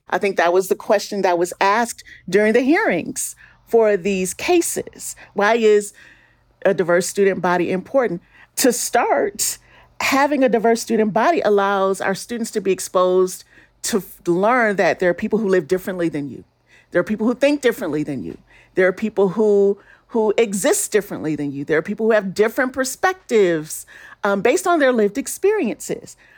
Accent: Detroit, Michigan, United States; now in Salt Lake City, United States; my hometown of Detroit

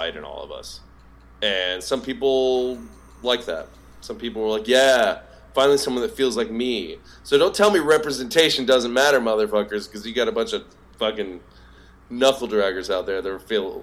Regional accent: Southeast, United States; I'm from the Southeast

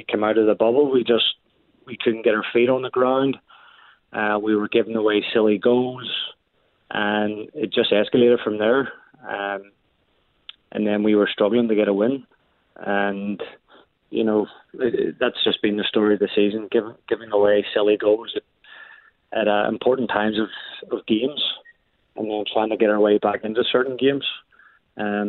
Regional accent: Ireland; now in Canada; I'm from Ireland

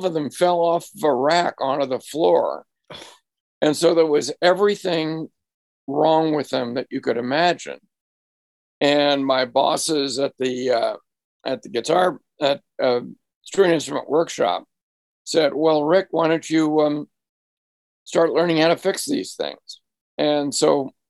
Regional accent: Marblehead, Massachusetts, United States; moved away; my hometown of Marblehead, Massachusetts

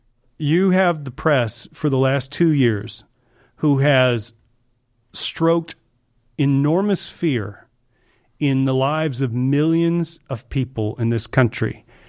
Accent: the South, United States; Sure, I grew up in the South.

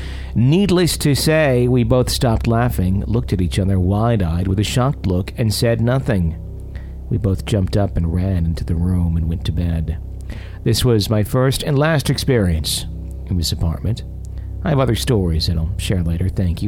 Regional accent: Texas, United States; We're from Texas, but we never really traveled, so this was exciting.

